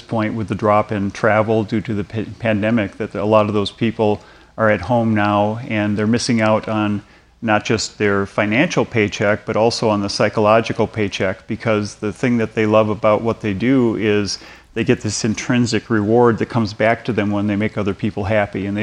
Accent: Minnesota, United States; moved away; I'm from Minnesota originally, and my Viking blood does not handle that warm weather well

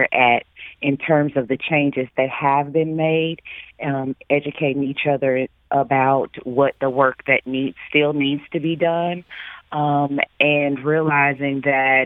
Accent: Ferguson, Missouri, United States; I'm from Ferguson

